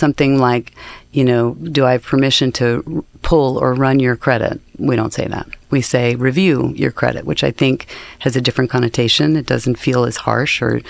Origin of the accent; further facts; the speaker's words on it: Arizona, United States; I'm from Arizona